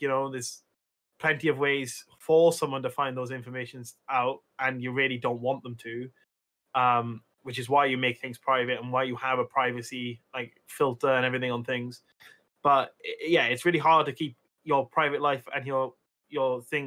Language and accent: English; Wales, United Kingdom; I'm Welsh